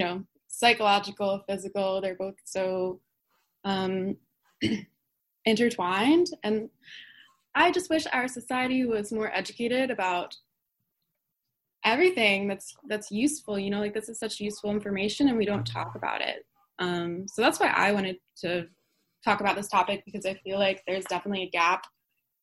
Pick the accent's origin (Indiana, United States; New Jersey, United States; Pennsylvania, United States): New Jersey, United States; I'm from Jersey. I grew up in Jersey rather, but I came here last Wednesday